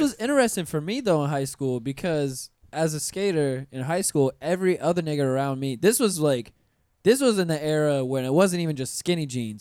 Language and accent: English; Pensacola, Florida, United States; moved away; I'm from Pensacola. I'm from you know country